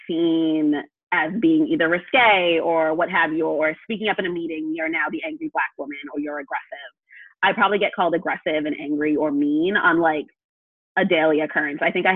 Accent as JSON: {"language": "English", "region": "New England", "country": "United States", "said": "I'm from New England"}